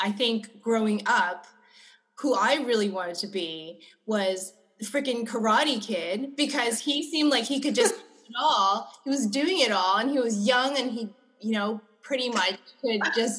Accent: Monterey Park, California, United States; Growing up in Monterey Park, I felt like I was just like one of many

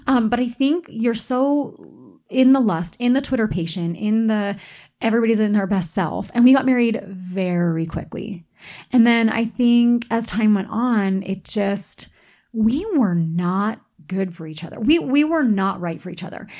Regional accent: East Coast, United States; now in Utah, United States; where I grew up on the East Coast

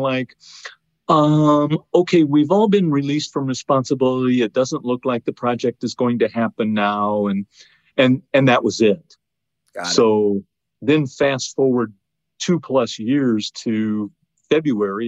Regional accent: Iowa, United States; moved away as an adult; now in Indiana, United States; I spent most of my life in Iowa along the Mississippi River

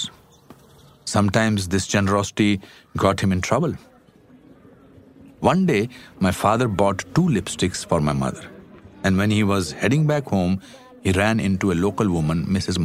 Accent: Shimla, Himachal Pradesh, India; my hometown, Shimla.

